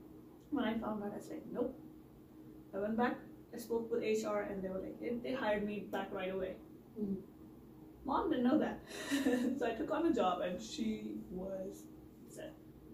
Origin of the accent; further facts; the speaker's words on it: India; moved away as an adult; now in Chicago, United States; So I grew up in India. I came here to Chicago, America, at 19.